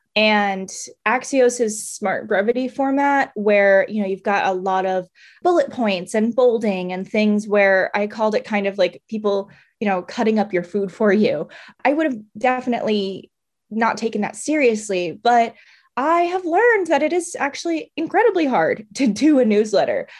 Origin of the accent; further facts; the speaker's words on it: Maryland, United States; moved away as an adult; now in Tampa, United States; I grew up in Maryland my whole life